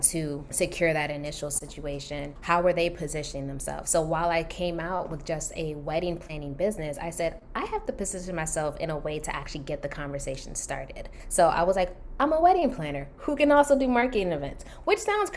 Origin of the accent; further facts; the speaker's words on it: Maryland, United States; moved away as an adult; also born or lived in Washington, D.C.; now in California, United States; I'm originally from Maryland